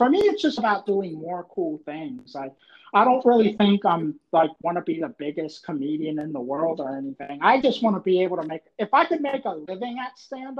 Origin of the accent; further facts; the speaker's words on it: Maryland, United States; now in Germantown, Maryland, United States; He's from like Bethesda, Maryland, or whatever. So he was like from my. Close to my neck of the woods.